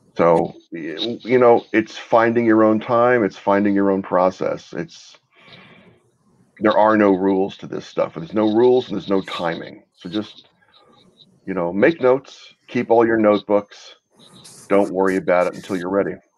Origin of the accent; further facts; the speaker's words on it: Texas, United States; also born or lived in Brooklyn, New York; I was born in Brooklyn, moved to Texas when I was a kid